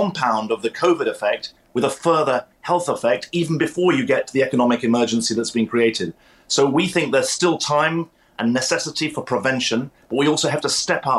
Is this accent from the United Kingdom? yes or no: yes; United Kingdom; moved away as an adult; now in United States; as a Brit who is a proud Brit now living in the US, but still a citizen and with many friends and family there.